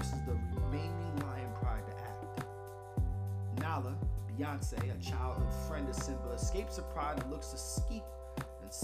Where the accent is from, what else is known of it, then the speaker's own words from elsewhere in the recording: Miami, Florida, United States; I grew up in Miami, just a few hours away from Orlando